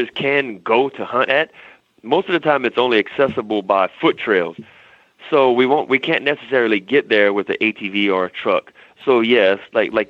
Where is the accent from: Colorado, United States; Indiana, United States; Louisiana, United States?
Louisiana, United States; South; moved away as an adult; now in California, United States; I'm from South Louisiana. People do ride horses, but like my family and where I was from, we drove boats